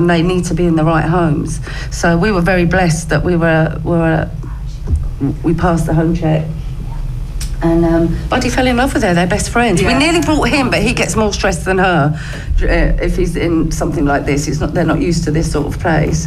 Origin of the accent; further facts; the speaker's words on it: Romford, London, United Kingdom; also born or lived in Hornchurch; now in Brentwood, United Kingdom; I was born in Romford, but I live in Brentwood now.